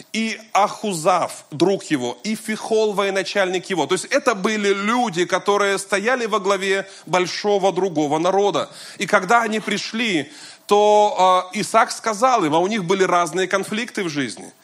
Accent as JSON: {"language": "Russian", "town": "Kazan", "region": "Tatarstan", "country": "Russia", "tie": "born or raised there", "also_born_or_lived": "Moscow", "said": "я вернулся из Москвы в родной город"}